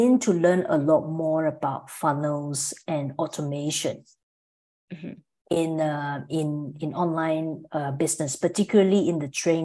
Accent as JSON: {"language": "English", "country": "Malaysia", "also_born_or_lived": "Singapore / Melbourne, Australia", "moved": "as an adult", "said": "I'm from Malaysia originally, but I spent about 14 years living in Singapore and Melbourne, Australia."}